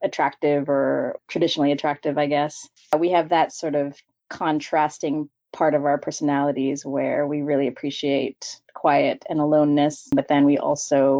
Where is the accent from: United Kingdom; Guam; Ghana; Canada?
Canada; Victoria, British Columbia; now in Vancouver, Canada; I was born and raised in Victoria, BC, and moved to Vancouver for school, and then never left.